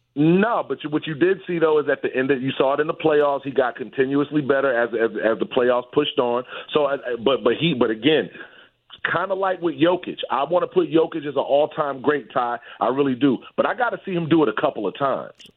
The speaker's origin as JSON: {"language": "English", "town": "New York City", "region": "New York", "country": "United States", "moved": "yes", "lives_now": "Texas, United States", "said": "I'm from Brooklyn. I'm from Bed Stuy"}